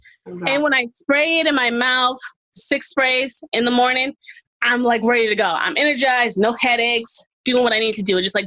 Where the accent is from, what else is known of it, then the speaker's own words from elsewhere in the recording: Boston, Massachusetts, United States; now in Marlborough, United States; I am from Boston, Massachusetts. I was born in Boston, Massachusetts, but I live in Marlboro, Mass.